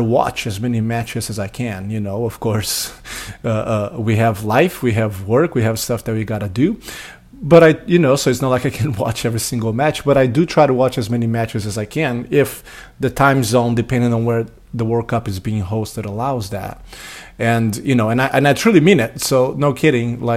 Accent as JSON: {"language": "English", "country": "Brazil", "tie": "born or raised there", "moved": "as an adult", "lives_now": "United States", "said": "I didn't grow up in the United States. I grew up in Brazil, moved to the United States when I was 20 years of age."}